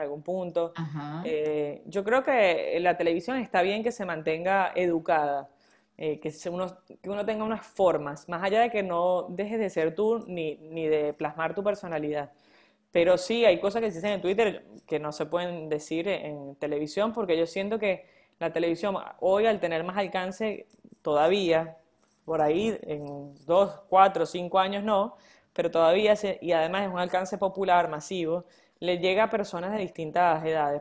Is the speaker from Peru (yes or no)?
no; Venezuela; moved away; nosotros como venezolanos